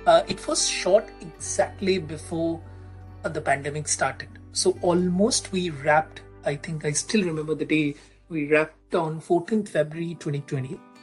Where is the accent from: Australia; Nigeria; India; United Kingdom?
India; I'm from India